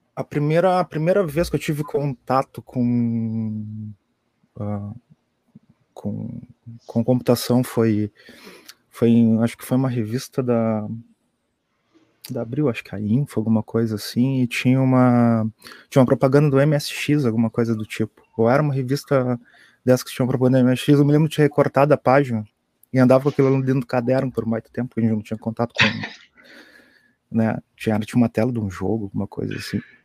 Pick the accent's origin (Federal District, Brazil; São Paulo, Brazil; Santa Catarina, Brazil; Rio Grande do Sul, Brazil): Rio Grande do Sul, Brazil; Pelotas; eu sou aqui de Pelotas também